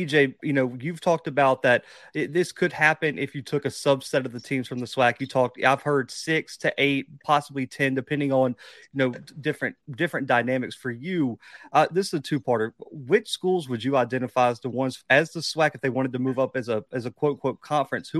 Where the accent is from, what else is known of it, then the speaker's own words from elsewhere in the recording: Alabama, United States; I'm from Alabama.